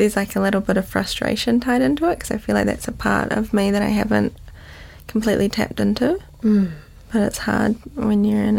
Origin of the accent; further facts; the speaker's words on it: Auckland, New Zealand; also born or lived in London, United Kingdom; I grew up in Western Springs.